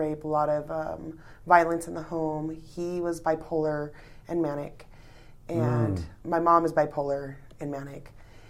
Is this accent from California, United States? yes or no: yes; California, United States; born there; I was born in California.